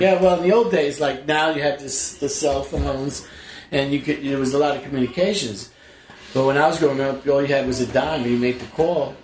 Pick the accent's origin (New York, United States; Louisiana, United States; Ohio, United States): New York, United States; New York City; also born or lived in Brooklyn / Flushing, Queens; I was born in Brooklyn, raised in the Bronx